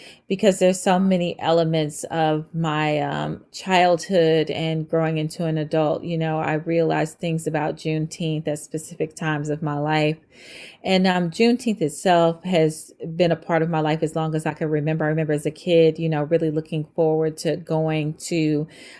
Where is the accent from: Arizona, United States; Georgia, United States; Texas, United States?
Texas, United States; Fort Worth; I grew up in Texas and Fort Worth specifically